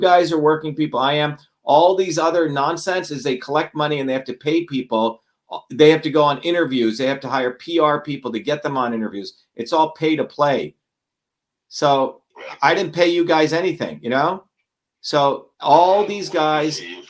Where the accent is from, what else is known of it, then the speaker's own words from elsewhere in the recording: New Jersey, United States; You know, I grew up with nothing. I grew up in Jersey.